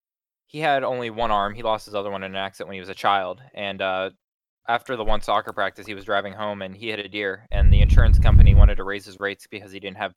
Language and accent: English; Pennsylvania, United States